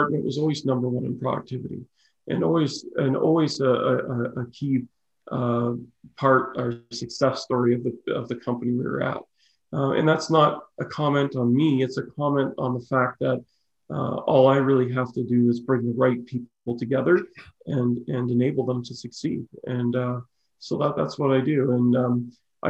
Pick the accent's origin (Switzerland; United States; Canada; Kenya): Canada; Okotoks, Alberta; also born or lived in Chatham, Ontario / Prince George, British Columbia / Calgary; now in Cochrane, Canada; I grew up in Okotoks and lived in Calgary and now live in Cochrane.